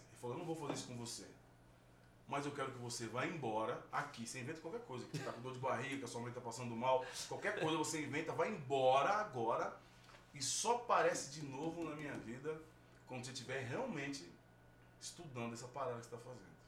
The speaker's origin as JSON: {"language": "Portuguese", "region": "São Paulo", "country": "Brazil", "said": "Sou ali do Grajaú também, tal, tal, tal, tal, tal"}